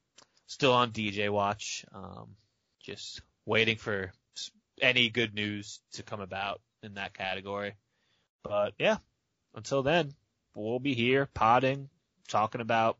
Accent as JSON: {"language": "English", "region": "Florida", "country": "United States", "said": "I am from Florida, and it gets pretty hot down here"}